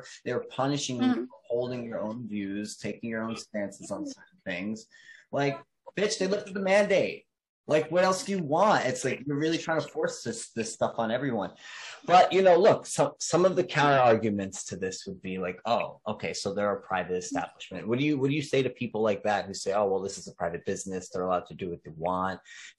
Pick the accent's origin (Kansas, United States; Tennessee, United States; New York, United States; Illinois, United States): New York, United States; also born or lived in New Jersey; we're from New York, New Jersey, and the lockdowns were a pretty heavy thing there.